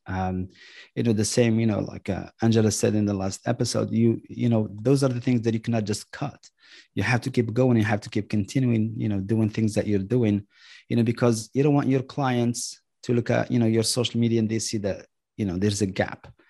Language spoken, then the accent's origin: English; Marrakesh, Marrakesh-Safi, Morocco; moved away as an adult; now in United States; I was born and raised in Marrakesh